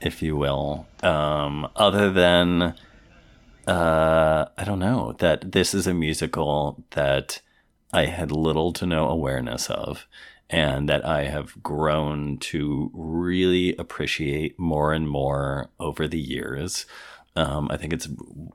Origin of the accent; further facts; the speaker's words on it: Indiana, United States; somewhere in my home state of Indiana